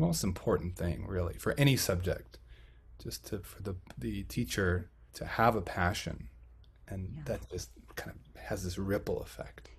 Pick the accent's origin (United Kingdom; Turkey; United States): United States; Buffalo, Minnesota; also born or lived in Fargo-Moorhead / Illinois / Baltimore; in my hometown of buffalo minnesota